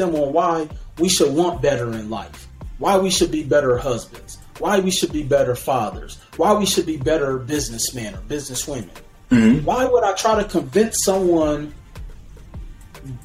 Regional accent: Milwaukee, Wisconsin, United States; I grew up in Milwaukee, Wisconsin

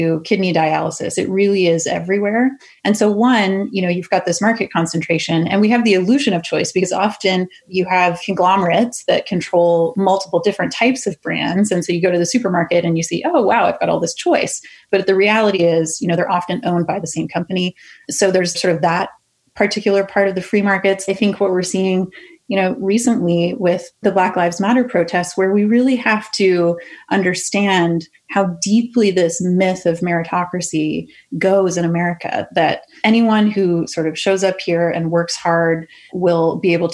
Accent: Canada; now in United States; I'm Canadian

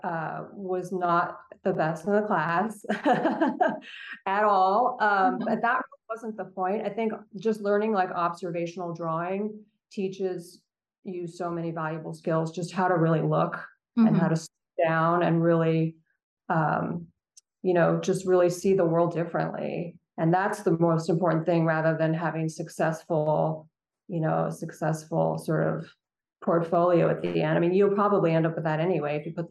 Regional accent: Central Coast of California, United States; I grew up actually on the Central Coast and of California

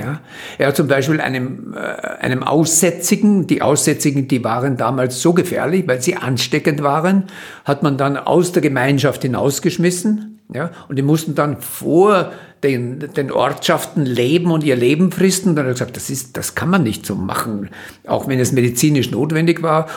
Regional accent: Vienna, Austria; habe in Wien studiert, das Gymnasium gemacht

